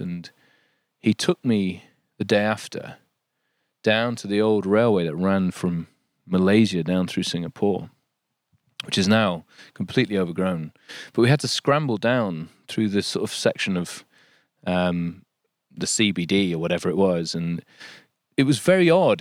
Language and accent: English; Yorkshire and the Humber, United Kingdom; moved away as an adult; also born or lived in London; There's something about this place, there's something about Yorkshire